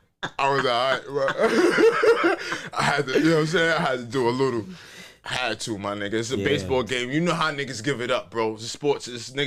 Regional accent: New York, United States; Yo, I'm from New York.

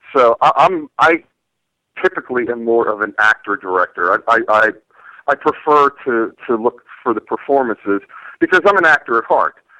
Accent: Canonsburg, Pennsylvania, United States; moved away; went back to my hometown where I know people

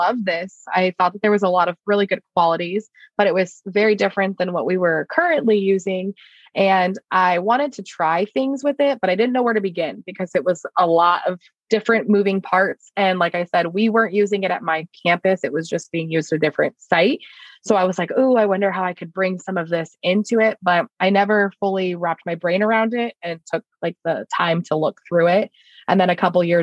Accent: Lake Havasu City, Arizona, United States; I am from Lake Havasu City.

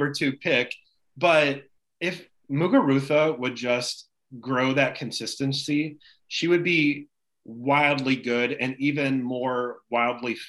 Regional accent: Indianapolis, Indiana, United States; my hometown Indianapolis

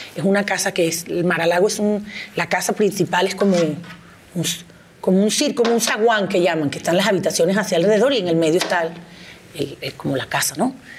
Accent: Venezuela; moved away as an adult; now in Mexico; En mi país

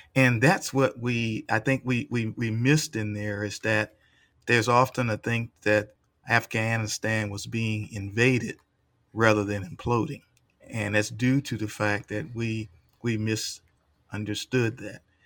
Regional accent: United States; did not recognize me as an American

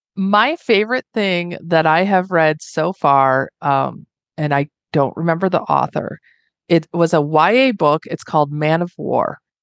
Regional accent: Northwest Indiana, United States; moved away as an adult; now in Reno, United States; I was born and raised in Northwest Indiana

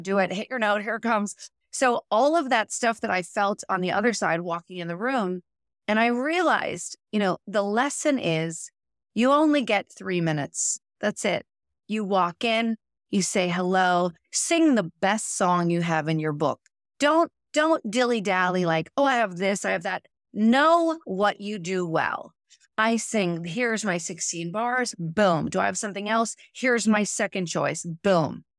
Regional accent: Pittsburgh, Pennsylvania, United States; moved away; my mother had a studio, I'm from Pittsburgh

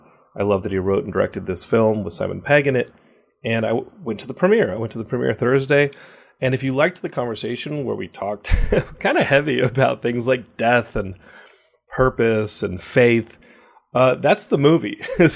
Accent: Austin, Texas, United States; I grew up in Austin.

